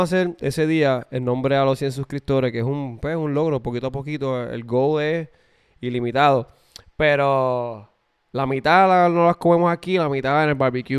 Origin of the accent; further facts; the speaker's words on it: Puerto Rico; now in United States; yo soy de Puerto Rico